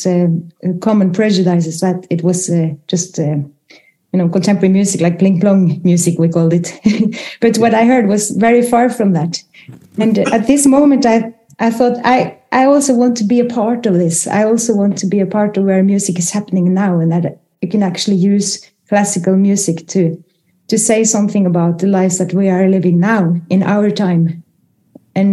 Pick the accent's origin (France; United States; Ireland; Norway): Norway; growing up in Norway in the 70s